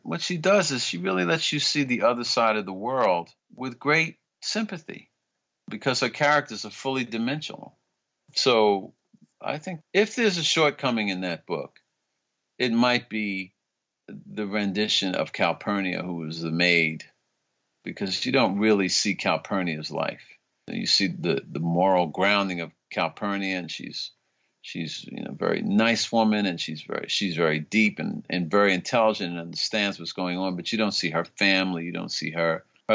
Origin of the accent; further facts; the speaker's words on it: New York, United States; I grew up in New York, but all of my family was from the South